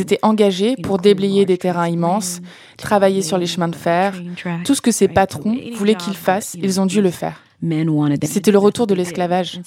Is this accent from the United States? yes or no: yes; DeLisle, Mississippi, United States; moved away as an adult; Je suis retournée à Delille il y a six ans